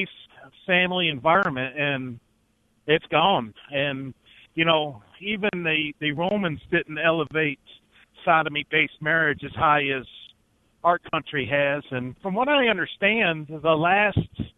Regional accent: North Carolina, United States; now in Wisconsin, United States; I'm originally from North Carolina

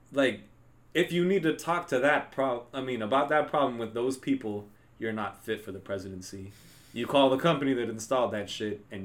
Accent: Texas, United States; I'm from Texas, bitch.

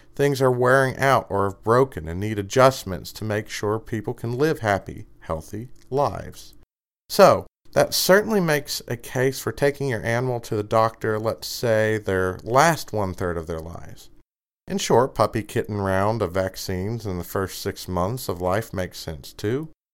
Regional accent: Kentucky, United States; I'm from Kentucky

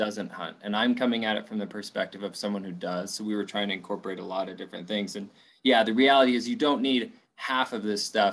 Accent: Winnemucca, Nevada, United States; I grew up in Winnemucca, right? A smaller town in Northern Nevada

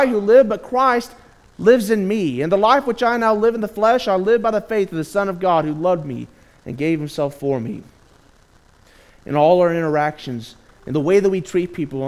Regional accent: Gainesville, Texas, United States; I'm from the Gainesville, Texas area

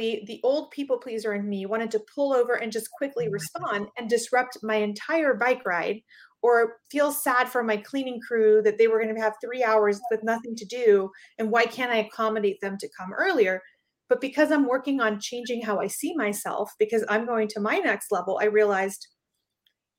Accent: Panama; I'm from Panama

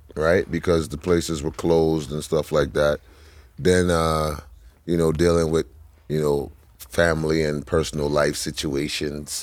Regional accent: New York City, New York, United States; we grew up in a brownstone in, in the middle of Flatbush.

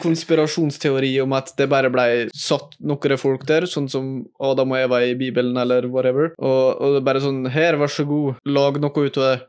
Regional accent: Eide, Møre og Romsdal, Norway; Jeg kommer fra Norges fineste by, Eide City

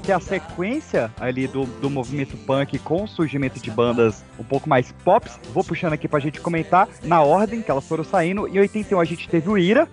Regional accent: Brasília, Federal District, Brazil; minha terrinha. Vocês permitem eu puxar minha terrinha? terrinha Brasília aqui

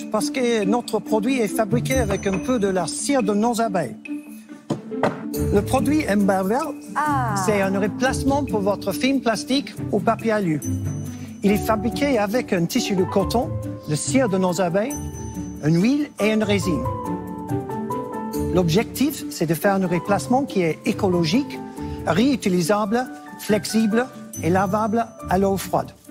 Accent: Nouvelle-Aquitaine, France; accent: Basque; Je suis, je suis apiculteur et je suis venu de le Pays Basque. Peut-être vous avez déjà entendu mon petit accent basque.

